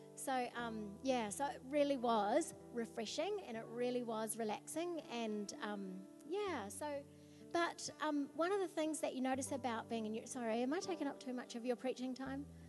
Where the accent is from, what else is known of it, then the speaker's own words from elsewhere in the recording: New Zealand; we come from New Zealand